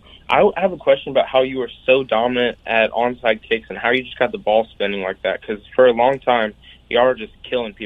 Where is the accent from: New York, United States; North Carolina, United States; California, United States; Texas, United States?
North Carolina, United States; Honestly, I am from North Carolina.